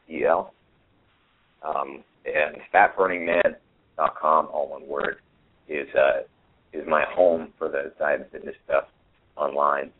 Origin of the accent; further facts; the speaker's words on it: New Hampshire, United States; now in Austin, United States; I grew up in New Hampshire